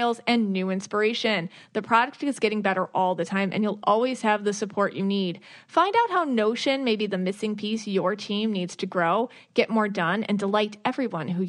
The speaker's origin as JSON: {"language": "English", "town": "Buffalo", "region": "New York", "country": "United States", "moved": "yes", "said": "I'm from Buffalo, New York"}